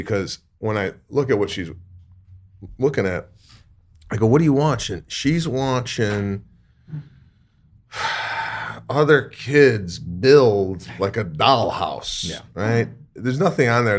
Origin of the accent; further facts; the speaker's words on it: Arlington Heights, Illinois, United States; I went to Rolling Meadows